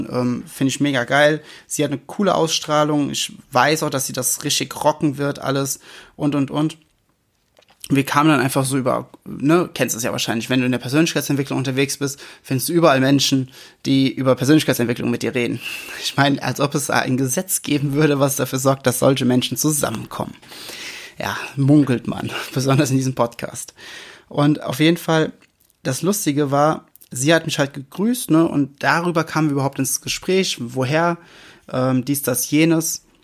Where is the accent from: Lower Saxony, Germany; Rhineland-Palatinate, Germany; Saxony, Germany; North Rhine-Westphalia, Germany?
Rhineland-Palatinate, Germany; Ich komme ja aus dem Westerwald, ne? Äh, überall Wald, kleine Orte.